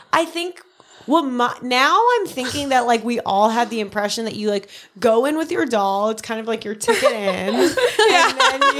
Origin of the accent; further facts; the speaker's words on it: Long Island, New York, United States; growing up on Long Island